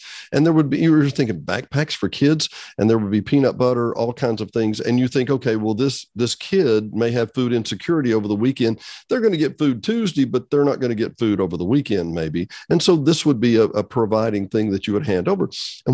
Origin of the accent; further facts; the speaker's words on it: Benton, Arkansas, United States; From Benton, just down the street.